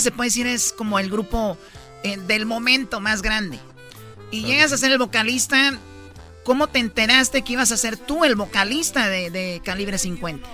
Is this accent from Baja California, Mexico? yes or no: no; Jalisco, Mexico; Yo soy de Jalisco